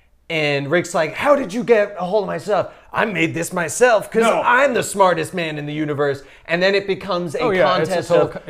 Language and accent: English; Canada; I'm Canadian.